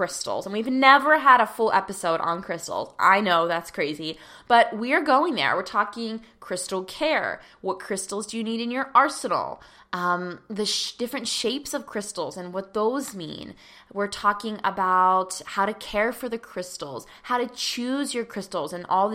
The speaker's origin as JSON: {"language": "English", "town": "Pittsburgh", "region": "Pennsylvania", "country": "United States", "tie": "born or raised there", "said": "And I am born and raised and currently still live in Pittsburgh."}